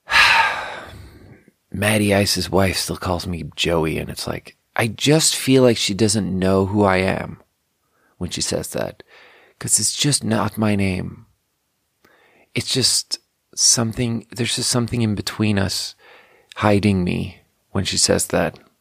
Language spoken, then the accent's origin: English; Canada; now in United States; that was clearly a Canadian burp.